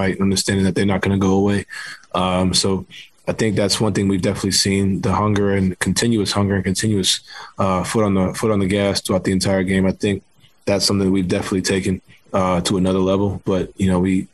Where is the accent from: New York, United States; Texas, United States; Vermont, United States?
New York, United States; New York City; I grew up playing basketball in New York City